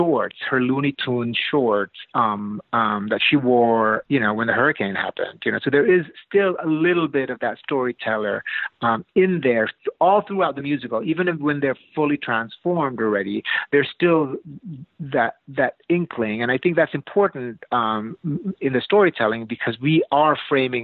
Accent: Philippines; moved away; I'm from the Philippines originally. I'm an immigrant.

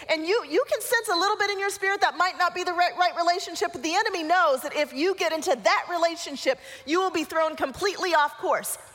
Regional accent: Colorado, United States; I grew up mostly in Colorado. We went up to Vail, and I had not skied very much. Even though I grew up in Colorado, I didn't ski.

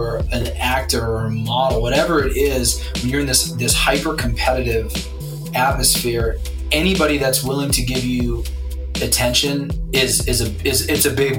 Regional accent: Wilkes-Barre Scranton, Pennsylvania, United States; moved away as an adult; also born or lived in Syracuse, New York; now in Hendersonville, United States; I'm from the Wilkes-Barre Scranton part of Pennsylvania, top right hand corner.

